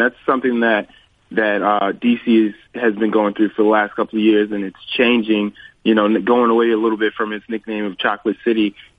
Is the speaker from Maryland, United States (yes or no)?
yes; Temple Hills, Maryland, United States; also born or lived in Washington, D.C.; I'm also was born in D.C., and I grew up in Temple Hill